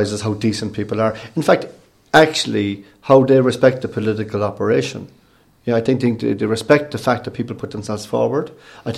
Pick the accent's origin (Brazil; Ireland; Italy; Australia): Ireland; Cork, Munster; accent: Cork; moved away as an adult; also born or lived in Barcelona / St. Petersburg / London; now in Dublin, Ireland; I was born in Cork 53 years ago